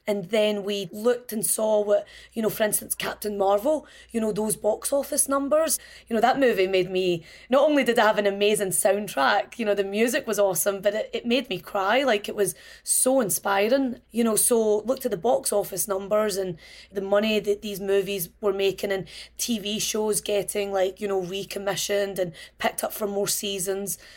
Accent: Glasgow, Scotland, United Kingdom; When I was a child growing up in Scotland

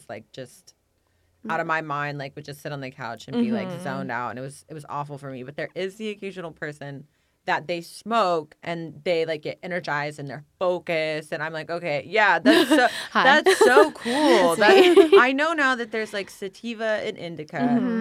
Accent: Galt, California, United States; moved away as an adult; now in Los Angeles, United States; I grew up in Harold, which is inside of Galt.

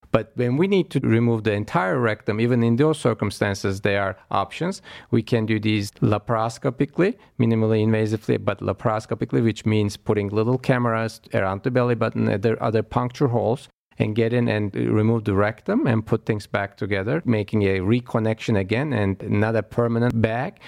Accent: Istanbul, Turkey; moved away as an adult; also born or lived in New York; now in Cleveland, United States; I was born actually in Istanbul, Turkey, uh, overseas, and moved to Cleveland Clinic about fifteen years ago now.

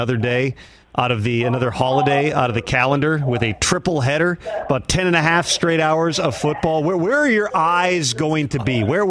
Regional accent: Central Time Zone, United States; I grew up in Central Time, so it was 8:15.

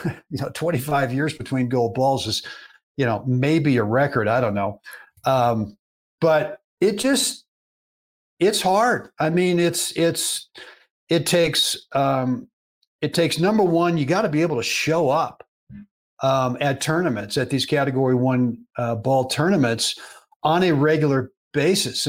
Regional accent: Berkeley, California, United States; I played a lot of baseball as a kid growing up in Berkeley, California

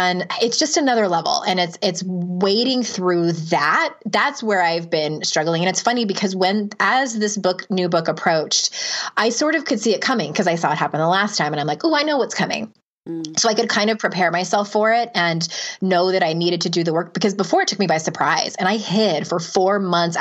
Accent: San Diego, California, United States; Diego, my hometown

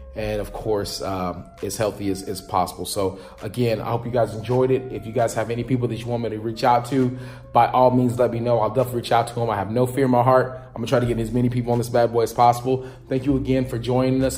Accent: West Texas, United States; growing up in West Texas

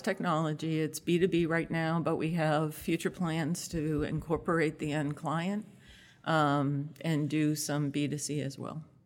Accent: Massachusetts, United States; moved away as an adult; now in Connecticut, United States; I grew up in Massachusetts

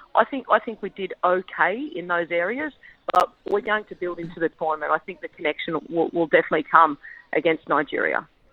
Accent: Campbelltown, New South Wales, Australia; I grew up in Campbelltown and um, played for Leppington Lions

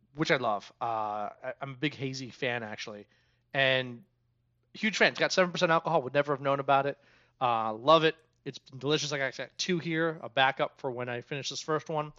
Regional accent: Germantown, United States; I grew up in Germantown

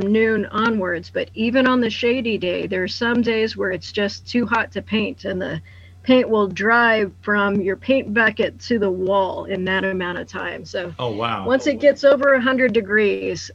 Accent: Lucas, Kansas, United States; my hometown of Lucas

